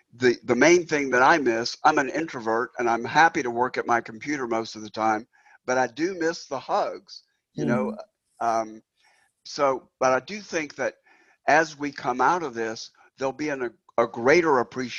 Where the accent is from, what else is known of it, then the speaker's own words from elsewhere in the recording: China; My background is in China. You know, I grew up in China, and here's what it's like to be there.